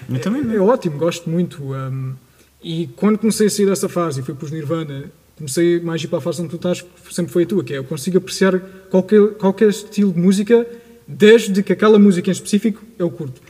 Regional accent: Portugal; eu sou, sou português, como todos nós aqui

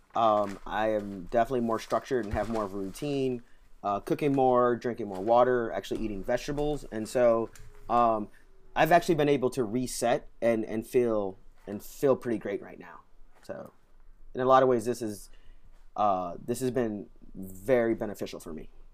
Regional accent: St. Louis, Missouri, United States; moved away as an adult; now in Washington, D.C., United States; I grew up in Saint Louis

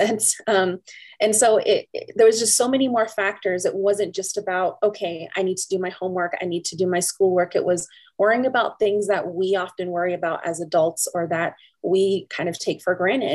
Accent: Teec Nos Pos, Arizona, United States; I'm from the Tisnos Plus community as well

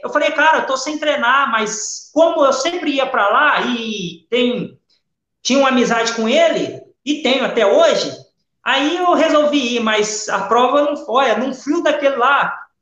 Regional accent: Brazil; moved away as an adult; now in Portugal; eu sou brasileiro

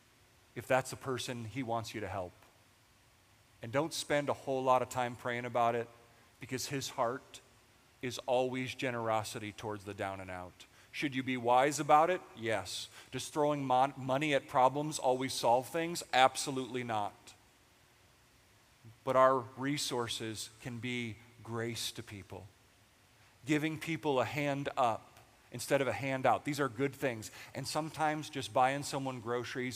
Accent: United States; we are American

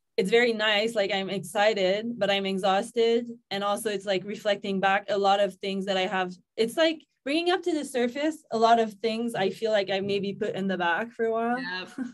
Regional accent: Gatineau, Quebec, Canada; now in Mexico; I'm from Gatineau in Quebec, Canada.

